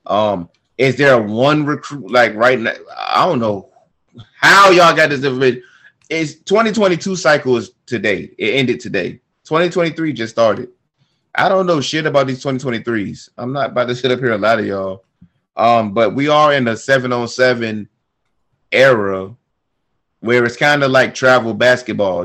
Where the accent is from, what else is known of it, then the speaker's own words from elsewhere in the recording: Newport News, Virginia, United States; I'm from Newport News, Virginia